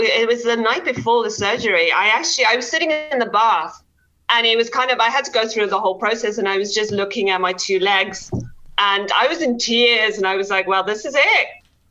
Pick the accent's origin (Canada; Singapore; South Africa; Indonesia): South Africa; also born or lived in Netherlands / United Kingdom; now in Cary, United States; So we moved from South Africa, then we moved to Holland, lived there for a bit, and then moved to the UK. So I've got a little bit of a mixture of an accent